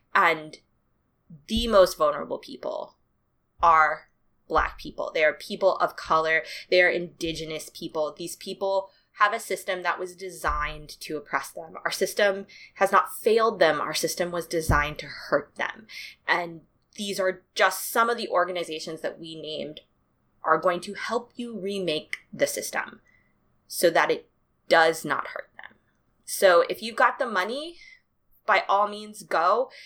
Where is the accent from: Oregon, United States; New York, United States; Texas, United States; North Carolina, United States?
North Carolina, United States; Durham; it is based in my hometown